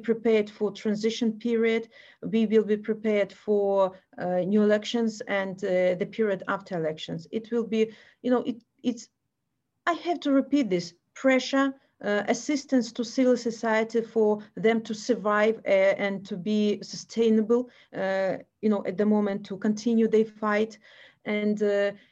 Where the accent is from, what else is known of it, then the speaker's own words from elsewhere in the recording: Belarus; we in Belarus